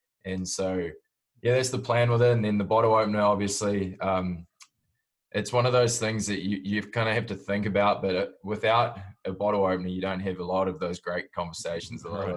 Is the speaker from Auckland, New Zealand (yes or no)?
yes; Auckland, New Zealand; moved away as an adult; also born or lived in Jakarta, Indonesia / Southeast Asia; now in United States; I grew up, I was born in Auckland, New Zealand, and then through dad's work, I moved out to Jakarta in Indonesia and bounced around the Southeast Asia sort of area.